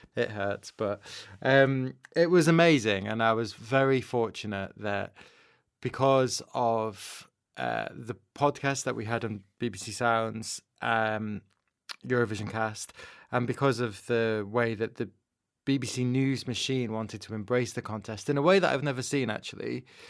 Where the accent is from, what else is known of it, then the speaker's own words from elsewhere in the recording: Manchester, North West England, United Kingdom; I grew up in Manchester